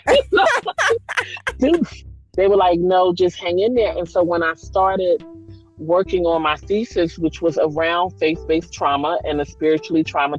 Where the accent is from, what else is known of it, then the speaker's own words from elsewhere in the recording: Philadelphia, Pennsylvania, United States; I'm from Philly